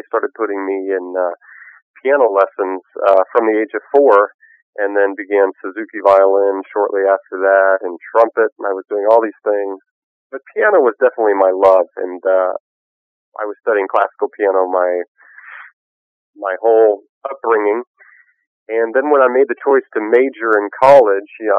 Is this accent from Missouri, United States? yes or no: yes; Kansas City, Missouri, United States; I grew up in Kansas City, Missouri